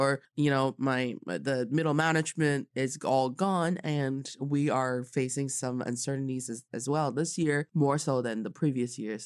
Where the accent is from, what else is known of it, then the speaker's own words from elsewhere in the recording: Changchun, Jilin, China; I am from Changchun